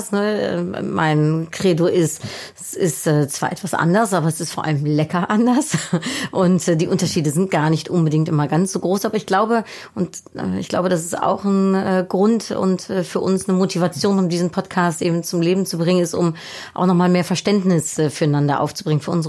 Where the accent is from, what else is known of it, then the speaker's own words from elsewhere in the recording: Netherlands; born there; Ich bin in den Niederlanden geboren, äh, habe leider diesen wunderschönen holländischen Akzent nicht.